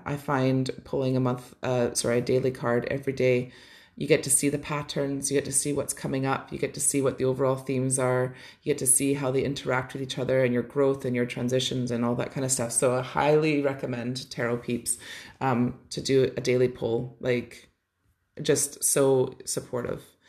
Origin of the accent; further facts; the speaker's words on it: Canada; growing up in Canada